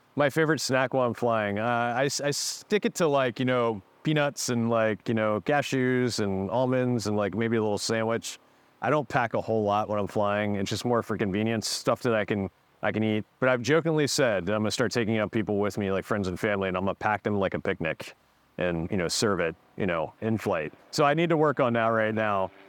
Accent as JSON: {"language": "English", "town": "Frederick", "region": "Maryland", "country": "United States", "tie": "born or raised there", "also_born_or_lived": "New York City", "said": "grew up in Frederick, Maryland, so I'm, I'm from this area"}